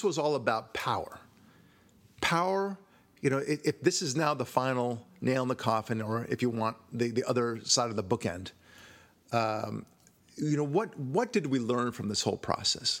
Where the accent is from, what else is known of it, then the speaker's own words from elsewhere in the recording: Israel; moved away; I was born in Israel